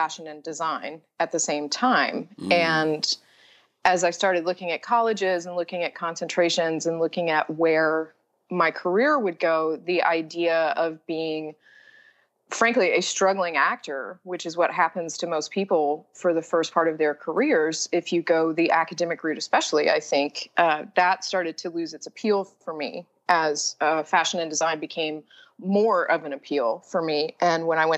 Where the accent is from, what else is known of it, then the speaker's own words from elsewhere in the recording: Nashville, Tennessee, United States; I am from Nashville, Tennessee, and I went to Hume Fogg, which is an accelerated magnet program and the oldest public school in Nashville